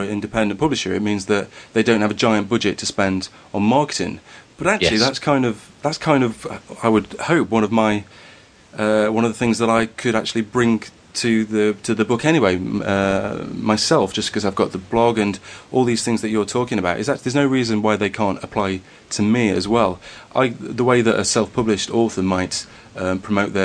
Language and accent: English; Derbyshire, East Midlands, United Kingdom; accent: slightly Derbyshire; just a northern lad with a slightly Derbyshire accent